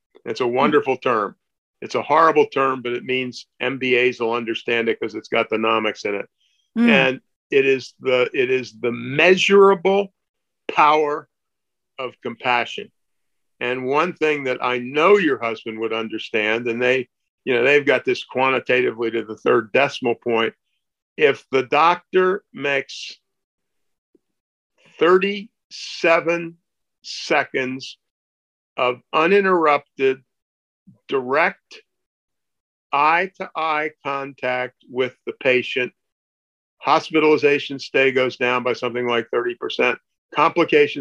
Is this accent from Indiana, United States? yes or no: no; Maryland, United States; I grew up in Maryland